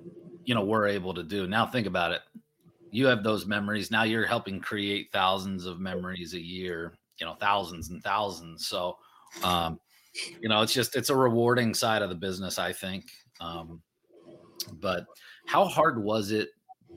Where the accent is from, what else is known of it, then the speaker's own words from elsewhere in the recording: Pennsylvania, United States; moved away; I grew up in Pennsylvania